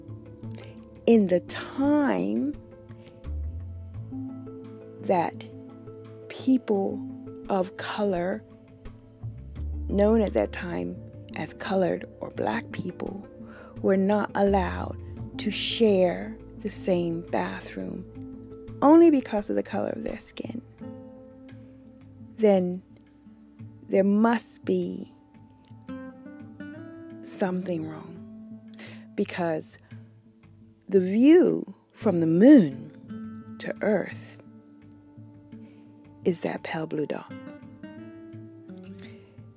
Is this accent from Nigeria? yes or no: no; United States; I am not black. And I am American